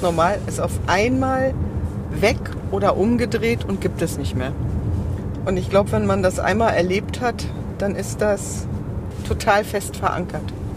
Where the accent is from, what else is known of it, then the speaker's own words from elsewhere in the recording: East Germany, Germany; ich komme ja aus dem Osten